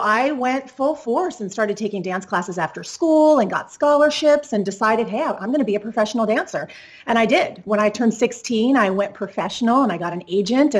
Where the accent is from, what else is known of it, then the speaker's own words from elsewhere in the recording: Southern California, United States; growing up in Southern California